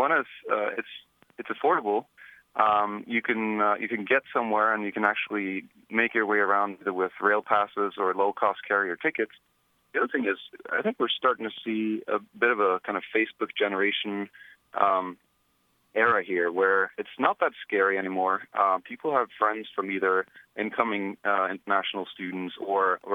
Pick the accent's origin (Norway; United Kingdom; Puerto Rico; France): Norway; now in United States; I grew up in Norway, so it's a pretty unique name here in the U.S.